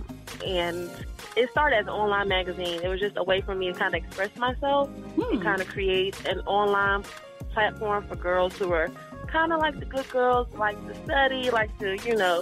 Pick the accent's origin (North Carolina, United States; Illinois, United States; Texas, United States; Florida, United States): North Carolina, United States; Winston-Salem; now in Philadelphia, United States; I grew up in Winston-Salem, North Carolina, but my hometown is Philadelphia